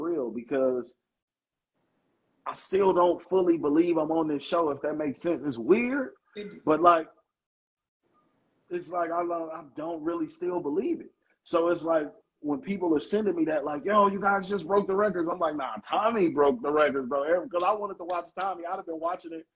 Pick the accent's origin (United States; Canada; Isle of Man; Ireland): United States; Chicago, Illinois; my favorite show in my hometown again, like Hardball